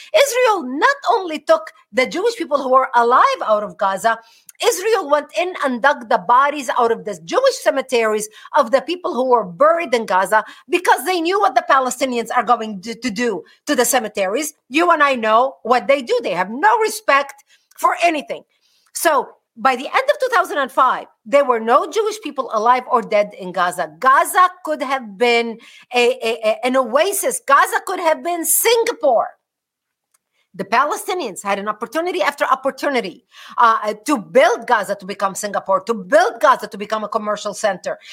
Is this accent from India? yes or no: no; Lebanon; now in United States; born and raised in Lebanon